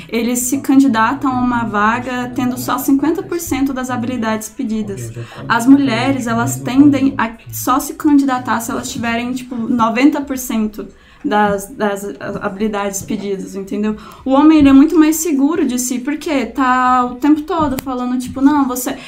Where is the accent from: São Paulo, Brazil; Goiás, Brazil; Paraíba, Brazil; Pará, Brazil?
Goiás, Brazil; Anápolis; Eu sou de Anápolis, né? Não sou de Goiânia